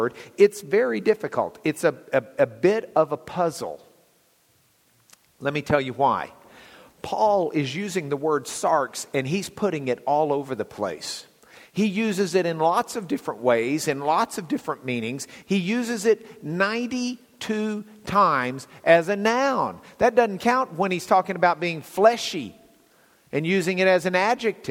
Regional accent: Lubbock, Texas, United States; also born or lived in Dallas; where I grew up in Lubbock

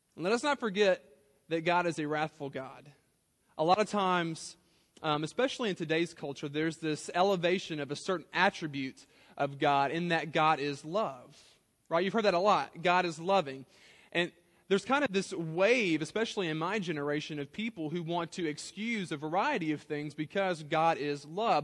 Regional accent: South Louisiana, United States; I grew up in South Louisiana

